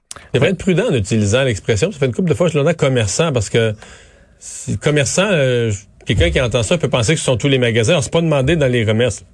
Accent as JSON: {"language": "French", "region": "Quebec", "country": "Canada", "said": "chez nous, au Québec"}